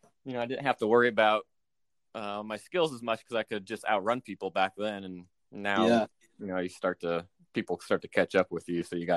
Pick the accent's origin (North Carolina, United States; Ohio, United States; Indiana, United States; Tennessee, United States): Ohio, United States; Columbus; moved away as an adult; also born or lived in Cincinnati, Ohio; now in Dallas, United States; So I'm from Ohio originally, born and raised in Columbus, Ohio. Spent 18 years there until I went to University of Cincinnati for college